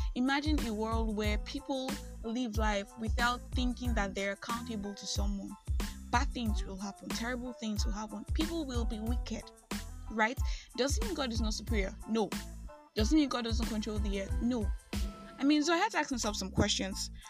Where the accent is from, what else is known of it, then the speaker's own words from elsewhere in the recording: Nigeria; I am that Nigerian Christian